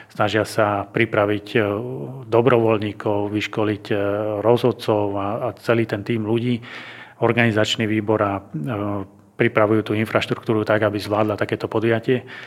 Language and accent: Slovak; Banská Bystrica, Banská Bystrica Region, Slovakia; som Bystričan